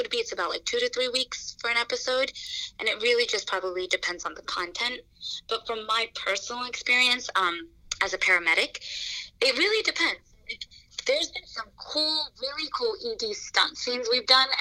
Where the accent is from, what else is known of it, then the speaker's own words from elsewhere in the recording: New Jersey, United States; moved away as an adult; now in New York City, United States; I am from New Jersey. I moved to New York City